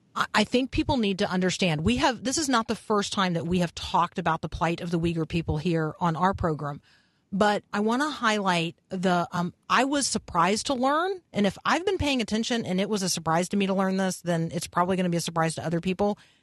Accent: United States; as an American

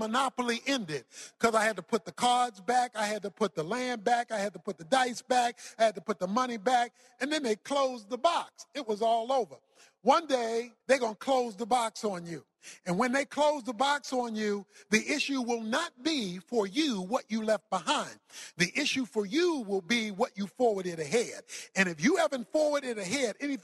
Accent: Baltimore, Maryland, United States; I was raised in Baltimore, Maryland. I was raised in the hood, so to speak

